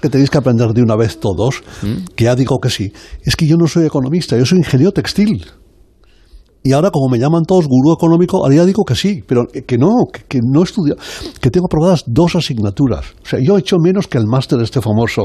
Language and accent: Spanish; Zaragoza, Aragon, Spain; moved away; also born or lived in Sant Quirze Safaja; soy yo de Zaragoza, yo soy de allí